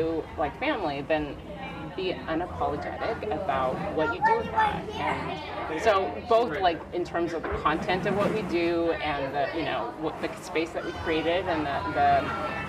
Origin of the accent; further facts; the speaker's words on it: Vancouver, British Columbia, Canada; moved away as an adult; also born or lived in Korea / Manhattan; now in United States; I grew up in Vancouver